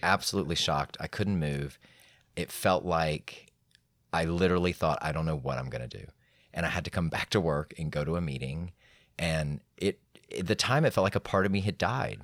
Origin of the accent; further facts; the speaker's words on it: Atlanta, Georgia, United States; I was raised in Atlanta